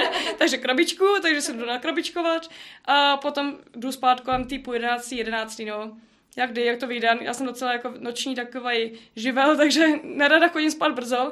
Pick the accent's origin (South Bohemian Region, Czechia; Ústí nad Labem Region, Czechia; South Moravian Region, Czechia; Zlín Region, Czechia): Ústí nad Labem Region, Czechia; Citoliby; jsem z Citolib, taková malá vesnice, hezká